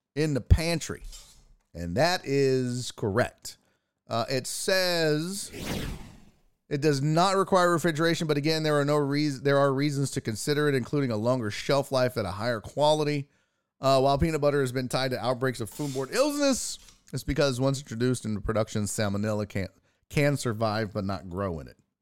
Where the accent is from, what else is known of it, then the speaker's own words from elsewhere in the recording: Houston, Texas, United States; I'm from Houston